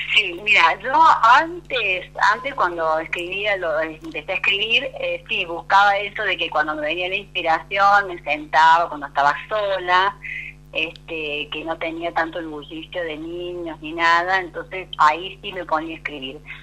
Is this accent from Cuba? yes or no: no; San Luis, Argentina; yo soy oriunda de la provincia de San Luis Capital. es un 25 de agosto, día de San Luis, así que soy muy puntana